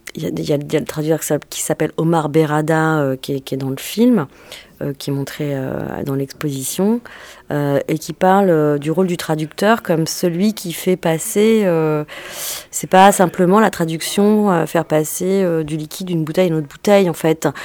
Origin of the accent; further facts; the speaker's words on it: France; also born or lived in Algeria; je faisais toutes les vacances en Algérie et toute la période, toute la période scolaire en France